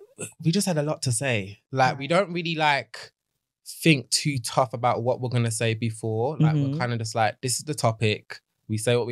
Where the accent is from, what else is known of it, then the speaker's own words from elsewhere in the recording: Birmingham, West Midlands, United Kingdom; accent: Birmingham; Then I've got my Birmingham accent